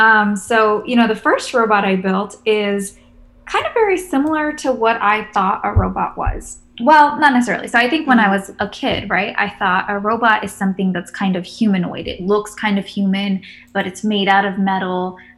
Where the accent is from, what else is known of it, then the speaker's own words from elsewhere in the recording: Kenya; So probably my very first memories are a child were growing up in Kenya, where both my parents, they're both engineers.